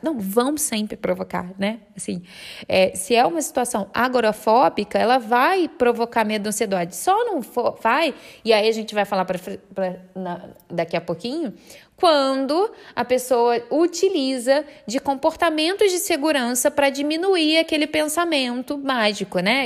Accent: Rio de Janeiro, Brazil; Eu sou do Rio de Janeiro

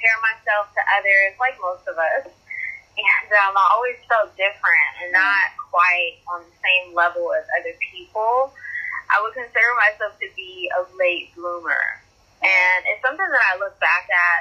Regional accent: Pomona, California, United States; also born or lived in Ontario, California; I grew up in Southern California, and it's where I currently reside. I'm about 30 miles outside of Los Angeles.

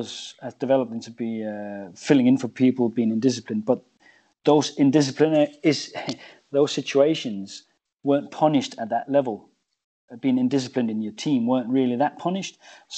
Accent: England, United Kingdom; and I say we as English, we love to hammer ourselves

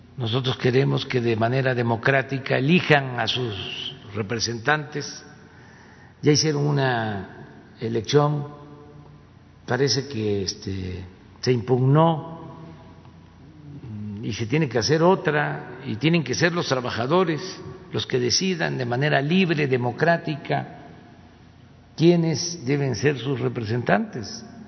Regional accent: town on the Tepetitán river, Tabasco, Mexico; el río Tepetitán, que es el río que pasa por mi pueblo

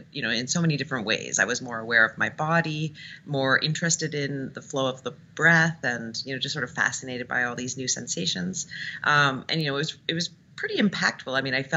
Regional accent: Toronto, Ontario, Canada; moved away as an adult; now in San Francisco, United States; in 2009 in Toronto, where I'm from. And then I came to San Francisco, and I've been doing it here for 3 years.

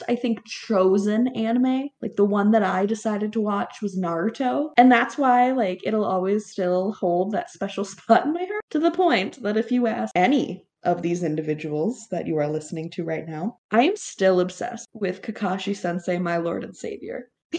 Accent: Minnesota, United States; I am from Minnesota

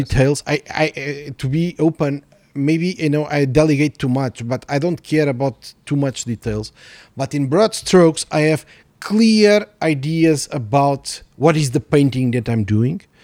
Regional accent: Mozambique; moved away; also born or lived in Portugal; I was born in Mozambique

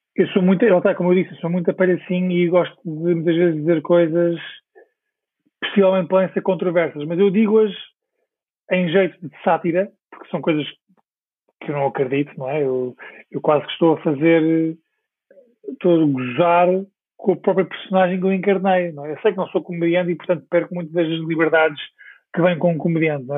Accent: Portugal; moved away as an adult; also born or lived in Stockwell, London

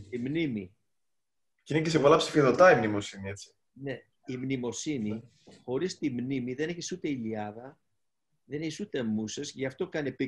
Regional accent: Greece; εγώ που δεν είμαι μουσικός μουσικός, είμαι ένας Έλληνας ο οποίος ε, εκφράζει αυτό που

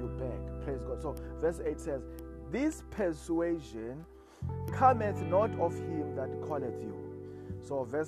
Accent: South Africa; I come from South Africa

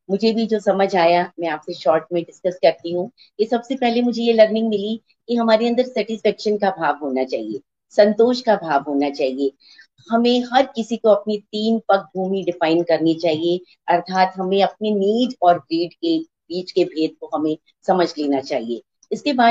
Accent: Delhi, India; दिल्ली से हूँ

